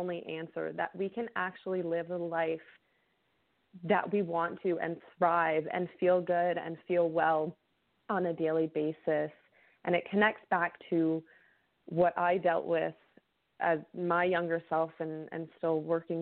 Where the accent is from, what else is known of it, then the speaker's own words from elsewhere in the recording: Canada; I actually live up in Canada